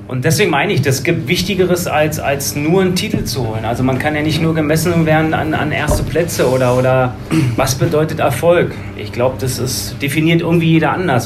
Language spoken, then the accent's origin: German; Berlin, Germany; moved away as an adult; now in Bergisches Land, Germany; im Süden Berlins bin ich groß geworden